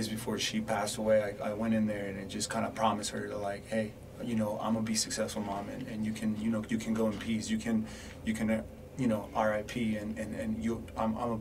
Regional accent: Mexico City, Mexico; now in Arizona, United States; I was born in Mexico City

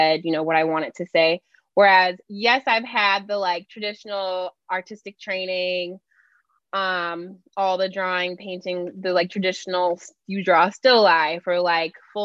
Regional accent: St. Louis, Missouri, United States; born and raised in St. Louis

